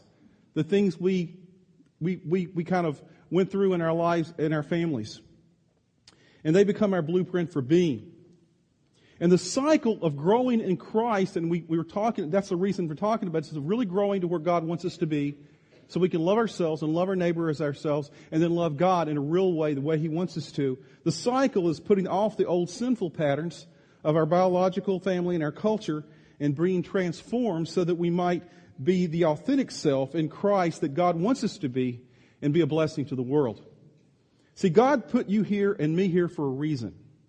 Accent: Virginia, United States; moved away as an adult; now in Midwest, United States; It's not until we moved from the East Coast, from Virginia, here 8.5 years ago, that I was distanced from that culture that I grew up in.

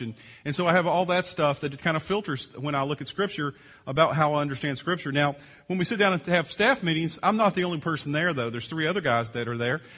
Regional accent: Virginia, United States; moved away; I grew up in Virginia on the East Coast

